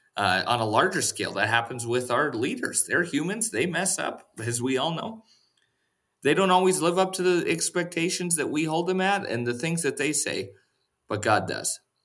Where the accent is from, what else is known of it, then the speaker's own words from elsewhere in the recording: Western North Dakota, United States; moved away; we spent the night in Western North Dakota at my parents' house. Uh, they still live at the same house that I grew up